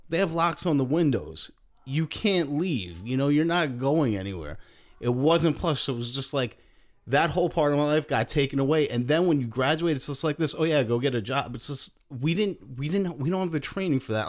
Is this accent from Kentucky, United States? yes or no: no; New York, United States; moved away; also born or lived in Philadelphia / Chicago; growing up in New York, you know, everybody kinda lives right around each other